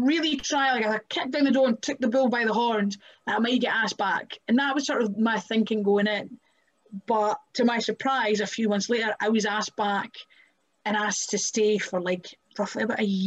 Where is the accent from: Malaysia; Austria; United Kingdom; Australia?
United Kingdom; Kirkcaldy, Scotland; now in Glasgow, United Kingdom; I'm from Kirkcaldy. I live in Glasgow.